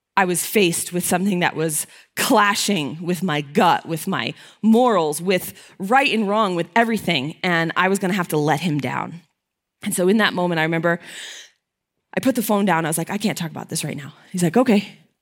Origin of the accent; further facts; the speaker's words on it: Connecticut, United States; I'm from Connecticut